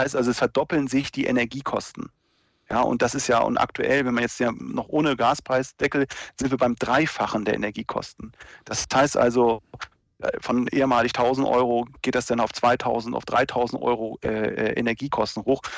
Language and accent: German; near Lüneburg, Lower Saxony, Germany; ich bin ja, äh, aus der Nähe von Lüneburg